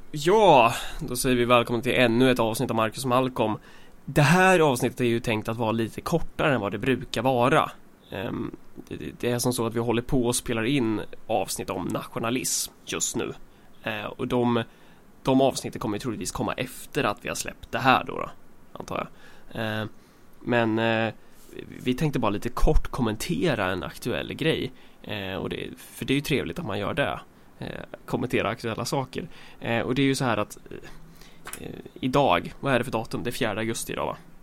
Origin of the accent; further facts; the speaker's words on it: Sweden; vi är svenskar